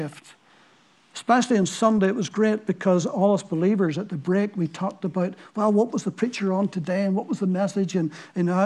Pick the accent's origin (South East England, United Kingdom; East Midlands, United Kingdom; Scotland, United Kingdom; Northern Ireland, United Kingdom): Northern Ireland, United Kingdom; Ballyclare; accent: Ballyclare; Wilson's Row in Ballyclare is? Well, that's my hometown